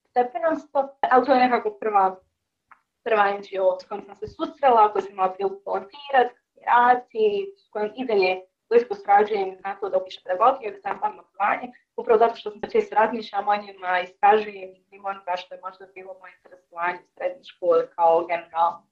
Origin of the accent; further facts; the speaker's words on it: Sarajevo, Federation of Bosnia and Herzegovina, Bosnia & Herzegovina; u Sarajevu i da se kako većina mog aktivističkog